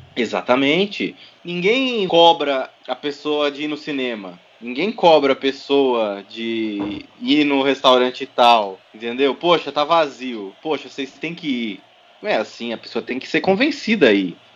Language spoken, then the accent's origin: Portuguese; Votorantim, São Paulo, Brazil; sempre morei em Votorantim, minha cidade natal